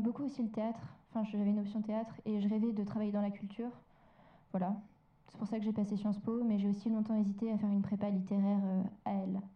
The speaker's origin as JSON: {"language": "French", "town": "Lyon", "region": "Auvergne-Rhône-Alpes", "country": "France", "tie": "born or raised there", "also_born_or_lived": "Villeurbanne", "moved": "as an adult", "said": "je suis lyonnaise d'origine, enfin, je suis ville donc j'ai fait mon collège à Villeurbanne. Mmh. Et après, je suis allée à Lyon pour mon lycée"}